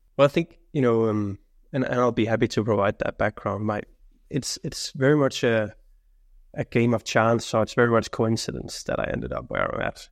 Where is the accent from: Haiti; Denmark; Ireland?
Denmark; now in Sweden; I work in Sweden right now. I'm I'm coming from Denmark